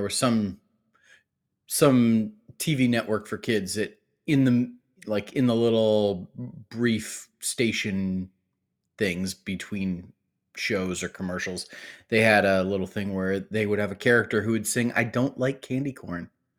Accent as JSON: {"language": "English", "region": "Ohio", "country": "United States", "tie": "born or raised there", "said": "I grew up in Ohio."}